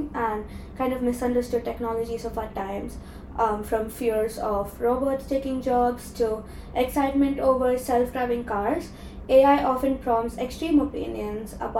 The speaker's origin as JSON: {"language": "English", "town": "Chennai", "region": "Tamil Nadu", "country": "India", "moved": "as an adult", "lives_now": "London, United Kingdom", "said": "I'm from Chennai in India"}